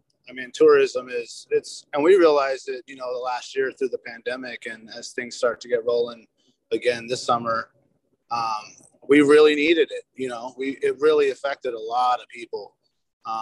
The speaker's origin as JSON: {"language": "English", "town": "Anchorage", "region": "Alaska", "country": "United States", "tie": "born or raised there", "said": "where we grew up and where we're at nowadays"}